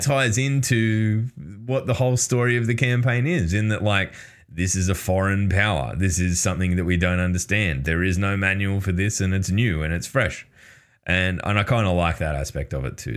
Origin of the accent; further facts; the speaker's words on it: Australia; as an Australian